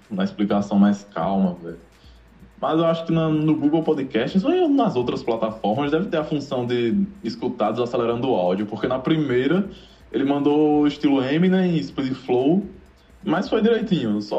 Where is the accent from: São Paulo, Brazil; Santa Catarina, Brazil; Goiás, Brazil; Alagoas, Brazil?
Alagoas, Brazil; Maceió; now in João Pessoa, Brazil; sou de. tenho 22 anos, sou de Maceió, Alagoas, mas atualmente moro em João Pessoa